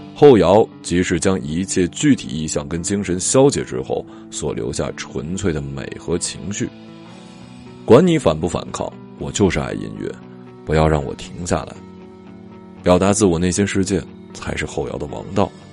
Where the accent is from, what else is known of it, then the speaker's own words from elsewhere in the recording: Changbai Mountain, Jilin, China; 在我的老家长白山